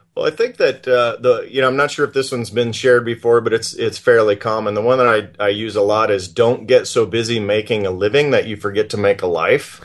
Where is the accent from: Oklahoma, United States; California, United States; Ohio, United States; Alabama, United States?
Oklahoma, United States; also born or lived in Texas; now in Montana, United States; I grew up in, in Oklahoma and uh, Texas